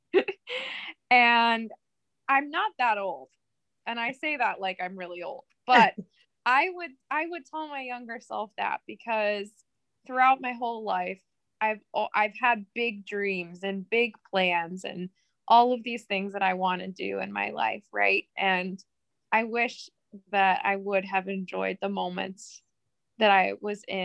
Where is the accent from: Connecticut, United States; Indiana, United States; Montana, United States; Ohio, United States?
Ohio, United States; Akron; I'm from Akron, Ohio